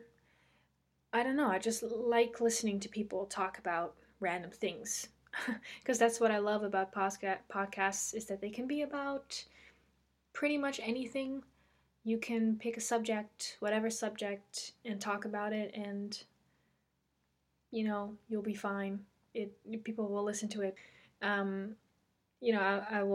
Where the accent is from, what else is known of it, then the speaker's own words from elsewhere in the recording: Netherlands; English is a second language; English isn't my first language. I am Dutch. I'm from Holland.